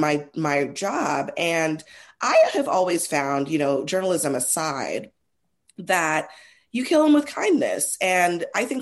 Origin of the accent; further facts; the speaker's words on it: Trinidad & Tobago; I'm Trinidadian.